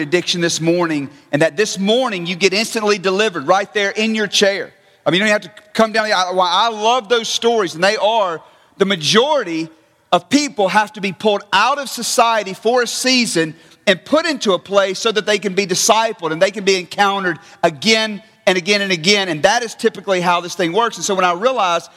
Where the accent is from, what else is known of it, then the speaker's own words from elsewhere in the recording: North Mississippi, United States; moved away as an adult; I was raised in North Mississippi